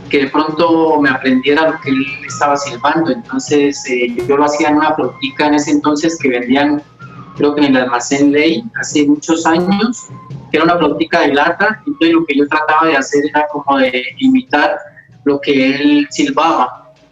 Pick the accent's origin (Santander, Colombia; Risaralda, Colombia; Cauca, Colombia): Cauca, Colombia; Popayán; Eh, yo nací aquí en Popayán eh, el 11 de abril del 64 en el barrio El Empedrado un barrio pues bien tradicional de acá de la ciudad.